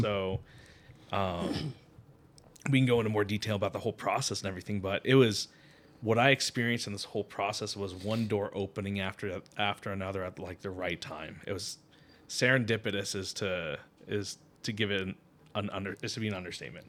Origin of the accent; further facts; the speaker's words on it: Connecticut, United States; moved away; I grew up in Connecticut